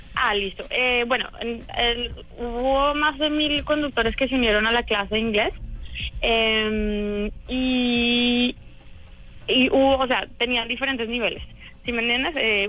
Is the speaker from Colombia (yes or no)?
yes; Colombia; now in San Francisco, United States; yo también soy colombiana, pero vivido hace mucho tiempo acá.